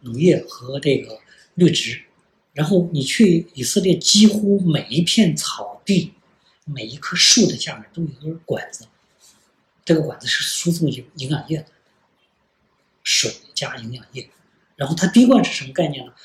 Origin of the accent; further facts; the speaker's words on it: China; 我们中国人